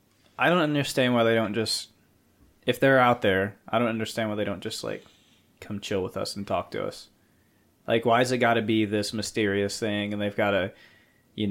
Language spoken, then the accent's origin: English; Virginia, United States; I lived in West Virginia for a year. And I was born in Virginia.